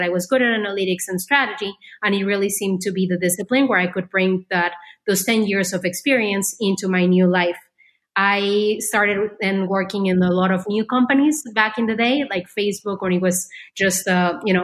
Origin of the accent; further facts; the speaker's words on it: Mexico; moved away as an adult; also born or lived in France / Silicon Valley; I grew up in Mexico